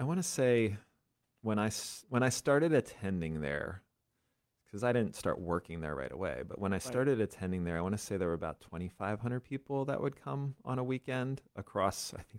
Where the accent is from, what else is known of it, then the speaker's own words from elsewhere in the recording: Bethel, Pennsylvania, United States; I grew up in Bethel, Pennsylvania. Okay. So intersection of 501 and 78. I used to joke that the only reason it was on the map is because there was a gas station there.